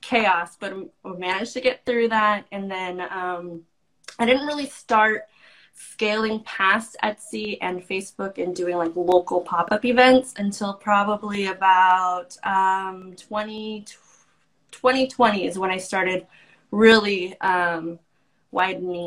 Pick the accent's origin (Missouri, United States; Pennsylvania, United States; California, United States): California, United States; San Francisco Bay Area; I'm from the San Francisco Bay Area.